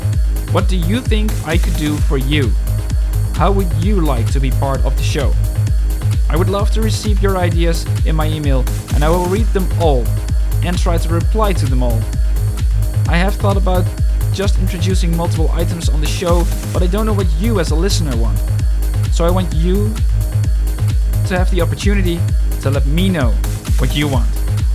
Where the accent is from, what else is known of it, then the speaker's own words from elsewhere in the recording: Netherlands; I am from the Netherlands